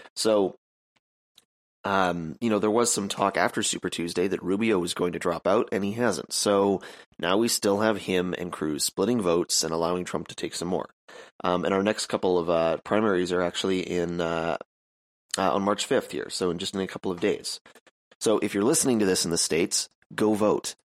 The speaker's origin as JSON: {"language": "English", "country": "Canada", "said": "I'm Canadian."}